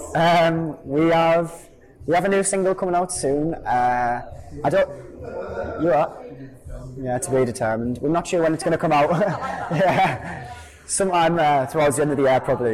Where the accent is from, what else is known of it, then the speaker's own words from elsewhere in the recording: Hartlepool, North East England, United Kingdom; we're a band from Hartlepool.